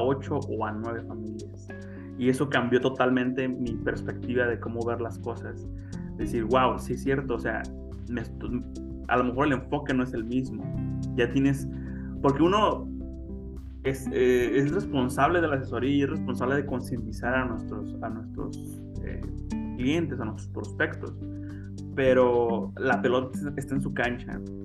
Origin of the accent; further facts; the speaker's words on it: Mexico; los mexicanos